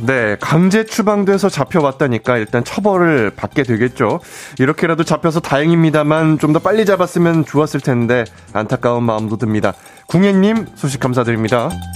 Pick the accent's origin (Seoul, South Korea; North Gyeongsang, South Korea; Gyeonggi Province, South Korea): Gyeonggi Province, South Korea; 사투리는 안 되지만 공감은 뛰어난 경출, 경기도 출신 청년회장